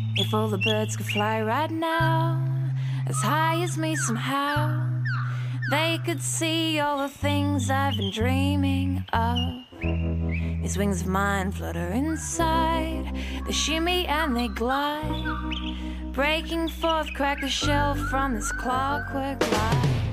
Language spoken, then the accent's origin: English; Norfolk Island; when you are raised in a really remote setting, and that's I, I was born there